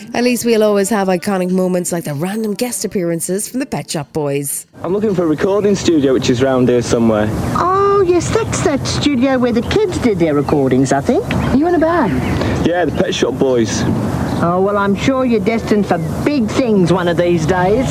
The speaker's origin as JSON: {"language": "English", "region": "Wales", "country": "United Kingdom", "said": "I'm Welsh"}